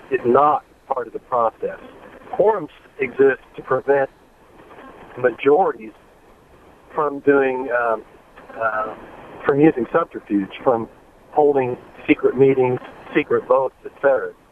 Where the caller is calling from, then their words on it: Columbus, Ohio, United States; I'm from Columbus.